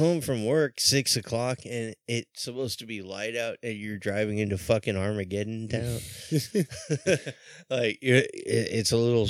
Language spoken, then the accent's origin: English; San Clemente, California, United States; moved away as an adult; now in Laguna Niguel, United States; I'm originally from San Clemente. I moved to Laguna Niguel